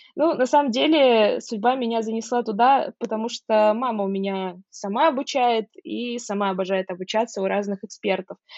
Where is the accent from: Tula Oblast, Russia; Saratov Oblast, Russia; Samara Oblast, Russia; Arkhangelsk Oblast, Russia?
Saratov Oblast, Russia; Saratov; moved away as an adult; now in Moscow, Russia; в моем родном городе Саратове